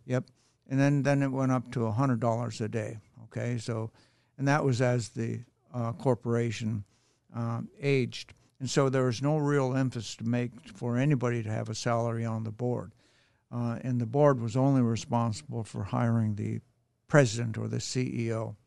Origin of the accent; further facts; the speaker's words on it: Nome, Alaska, United States; moved away; also born or lived in Seward, Alaska; I was born in Nome